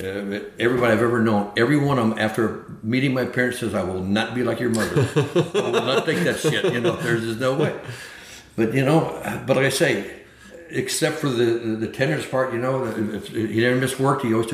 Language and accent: English; Florence, Alabama, United States; born there; moved away; also born or lived in San Francisco; Yeah, I was born in Florence, Alabama, and so we came there to work and get a job in the projects.